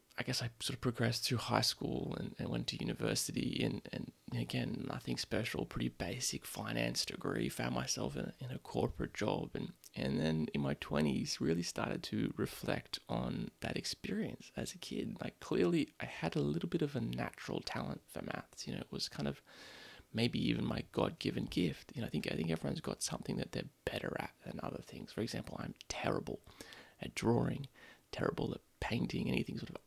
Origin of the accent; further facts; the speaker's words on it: Sydney, New South Wales, Australia; I grew up in Sydney